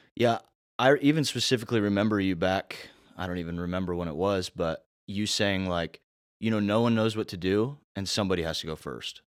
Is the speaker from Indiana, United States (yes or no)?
yes; Indiana, United States; now in South Carolina, United States; I'm from Indiana.